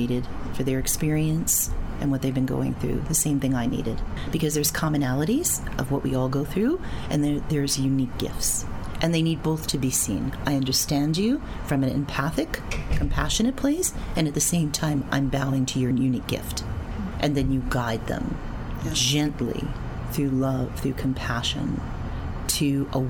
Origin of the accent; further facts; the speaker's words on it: New York City, New York, United States; I was wacky shaman from Queens